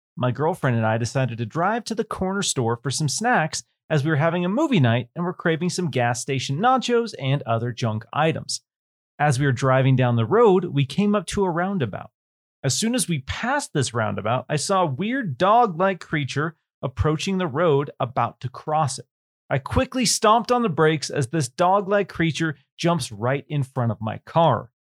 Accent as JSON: {"language": "English", "region": "Washington", "country": "United States", "tie": "born or raised there", "said": "growing up in Washington State, Bigfoot. There's a lot of woods"}